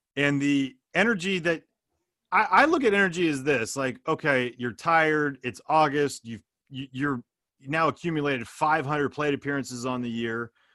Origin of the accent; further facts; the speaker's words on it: Bay Area, California, United States; growing up in the Bay Area